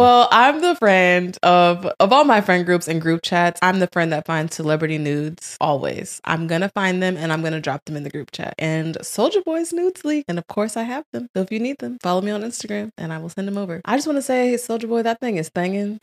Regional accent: St. Louis, Missouri, United States; also born or lived in Tampa, Florida; now in Florida, United States; born in Saint Louis

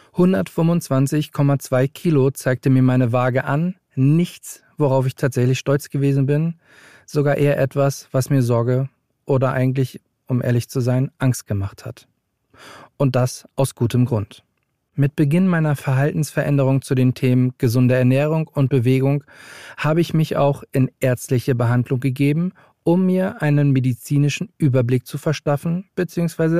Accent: Hamburg, Germany; moved away as an adult; now in Berlin, Germany; ich bin 35 Jahre alt, gebürtiger Hamburger und lebe seit einigen Jahren in Berlin

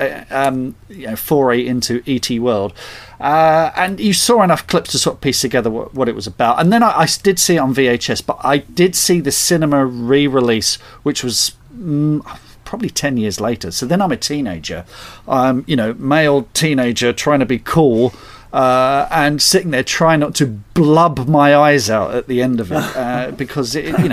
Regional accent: Surrey, South East England, United Kingdom; also born or lived in North London; And then we moved to... a place called Surrey, suburban

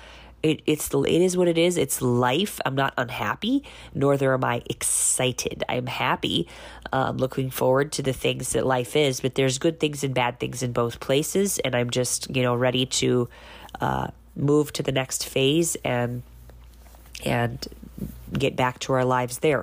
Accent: United States; moved away as an adult; now in Bihar, India; I am an American who's been living in India on and off for 16 years.

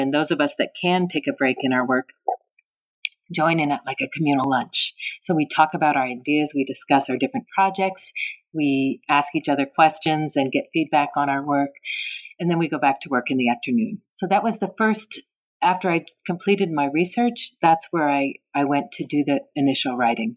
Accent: North Bay, Bay Area, Northern California, United States; also born or lived in Tacoma, Washington; I spent most of my time growing up in the North Bay, in the Bay Area, in Northern California

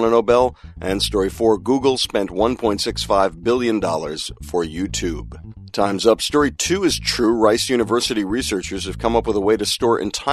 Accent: New York City, New York, United States; I'm a New Yorker

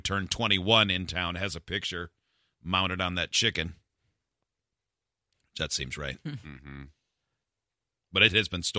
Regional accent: Biddeford, Maine, United States; This one, I grew up in Biddeford, Maine, and we have a cannon in town.

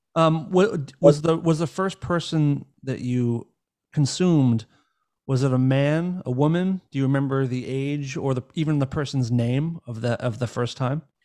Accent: Northeast, United States; I grew up in the in the Northeast in America

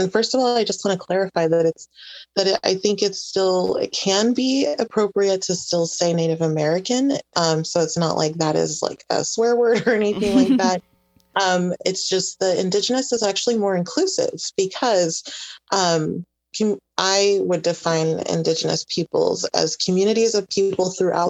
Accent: Honduras; And I mean, I'm indigenous from Honduras.

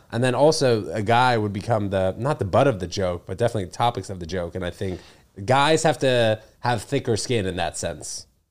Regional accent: New York City, New York, United States; also born or lived in New Brunswick, New Jersey / Connecticut; growing up in New York City

